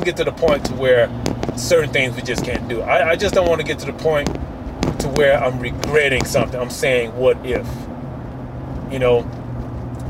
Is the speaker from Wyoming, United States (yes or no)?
no; Mississippi, United States; I'm from Mississippi